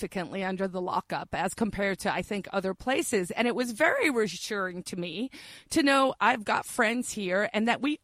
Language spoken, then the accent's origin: English; South Africa; now in New Hampshire, United States; growing up in South Africa